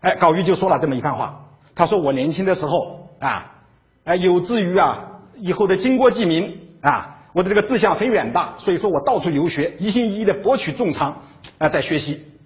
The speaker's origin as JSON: {"language": "Chinese", "region": "Hubei Jingshan", "country": "China", "said": "小地方湖北金山人"}